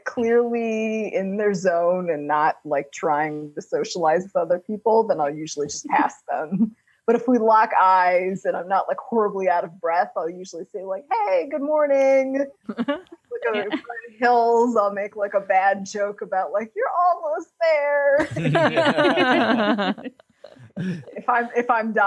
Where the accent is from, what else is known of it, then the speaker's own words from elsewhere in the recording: Illinois, United States; moved away as an adult; also born or lived in Maryland; am born and raised in Illinois